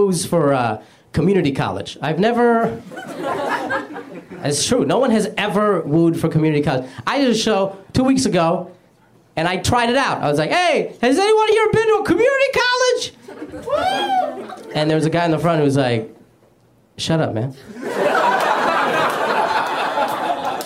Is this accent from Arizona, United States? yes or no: yes; Arizona, United States; I grew up in Arizona